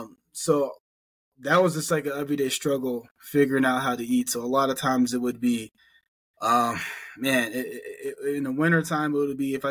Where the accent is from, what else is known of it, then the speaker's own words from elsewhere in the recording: Allentown, Pennsylvania, United States; also born or lived in Phillipsburg, New Jersey; So I was born in Phillipsburg, New Jersey, grew up in Allentown, Pennsylvania